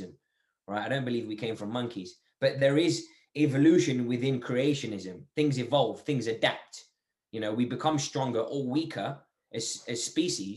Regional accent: Algeria; now in England; I'm from Algeria.

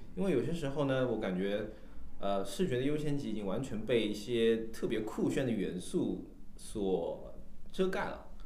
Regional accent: Shanghai, China; 我是我们国际设计一组唯一的上海人

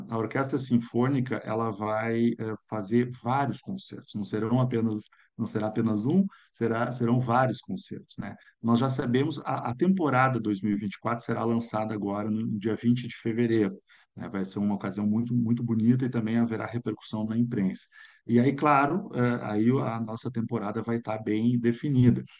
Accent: São Leopoldo, Rio Grande do Sul, Brazil; na cidade onde eu nasci, que é São Leopoldo

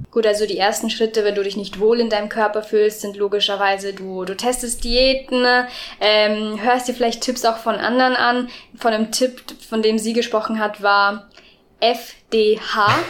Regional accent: Erding, Bavaria, Germany; ich bin lustigerweise in Erding aufgewachsen

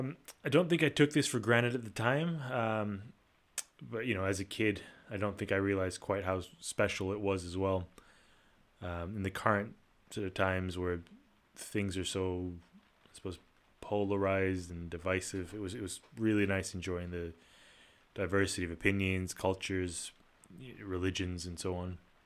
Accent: Kuala Lumpur, Federal Territory of Kuala Lumpur, Malaysia; also born or lived in Singapore; I was born in Kuala Lumpur, Malaysia. Come from a fairly diverse background. My mom's Malaysian and my dad's Italian. Sort of in addition to the diversity at home, I was also privileged to grow up in the international or expat community in Kuala Lumpur

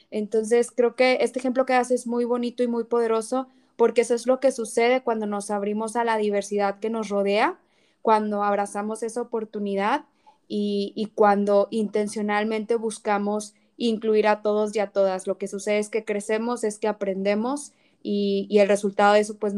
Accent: Mexico; ella me enseñó cosas de México que ni yo como mexicana sabía.

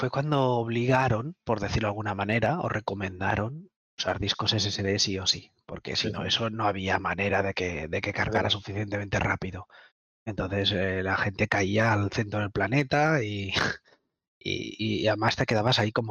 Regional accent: Tenerife, Canary Islands, Spain; Algunos nacimos en Tenerife

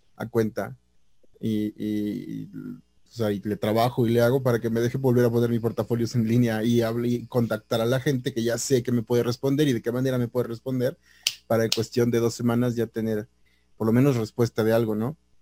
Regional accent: Mexico; sí soy mexicano, mexicano

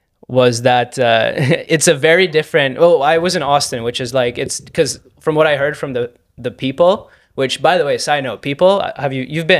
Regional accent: Canada; I'm Canadian. I'm proud to be Canadian.

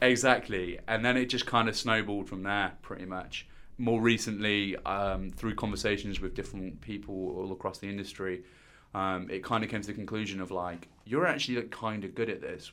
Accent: Stourbridge, West Midlands, United Kingdom; moved away as an adult; now in London, United Kingdom; I'm originally from Stourbridge, which is, um, a small little town in Dudley

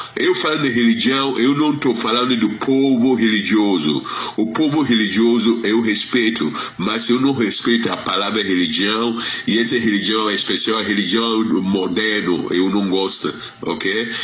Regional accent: Ghana; Portuguese is a second language; moved away as an adult; now in Brazil; onde eu nasci na Gana

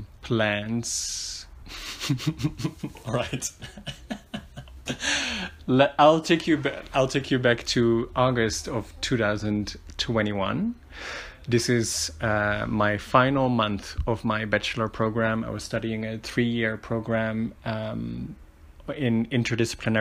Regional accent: Netherlands; moved away as an adult; now in Medellin, Colombia; I was born and raised in the Netherlands. I've lived there for most of my life.

